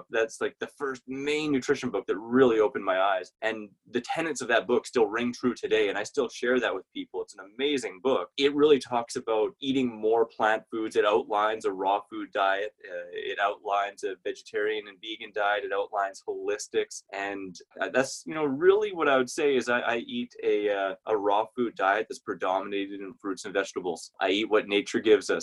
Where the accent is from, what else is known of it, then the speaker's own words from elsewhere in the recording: Saskatoon, Saskatchewan, Canada; I'm from Saskatoon, Saskatchewan, Canada